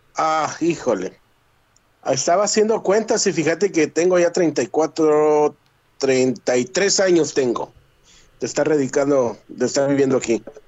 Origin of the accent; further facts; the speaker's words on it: Guatemala; now in United States; Yo soy guatemalteco